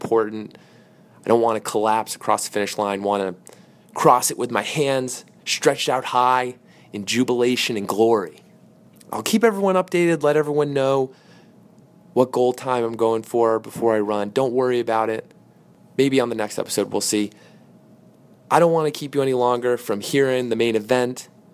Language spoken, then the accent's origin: English; Darien, Connecticut, United States; we grew up together in the Darien, New Canaan area, have been good buddies since elementary school.